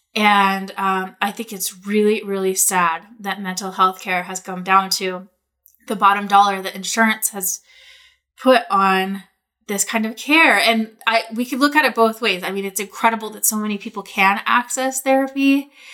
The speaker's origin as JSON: {"language": "English", "town": "Portland", "region": "Oregon", "country": "United States", "tie": "born or raised there", "also_born_or_lived": "Bali", "moved": "as an adult", "said": "I was living in Portland. I grew up in Portland. I've been in Portland a long time"}